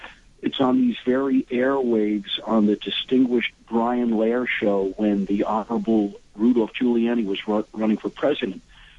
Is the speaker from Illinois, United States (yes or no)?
no; New York, United States; And I'm a New Yorker